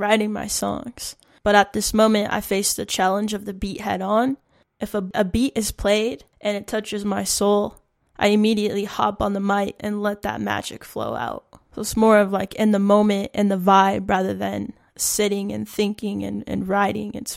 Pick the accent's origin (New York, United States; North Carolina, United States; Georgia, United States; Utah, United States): Utah, United States; Salt Lake City; now in Pine Ridge Reservation, United States; I'm a musician from Salt Lake City, Utah. I currently reside in South Dakota on the Pine Ridge Reservation.